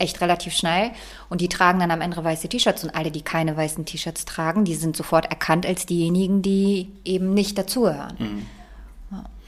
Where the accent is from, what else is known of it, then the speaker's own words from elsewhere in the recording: Bremen, Germany; ich bin in Bremen aufgewachsen